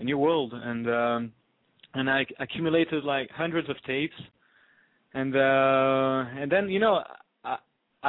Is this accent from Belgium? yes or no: yes; Brussels, Brussels-Capital Region, Belgium; first language French; English is a second language; also born or lived in Israel; now in New York, United States; I grew up in Brussels.